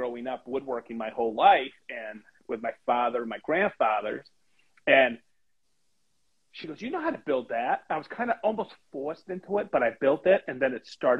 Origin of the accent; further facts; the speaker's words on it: Maine, United States; now in Indianapolis, United States; I grew up in Maine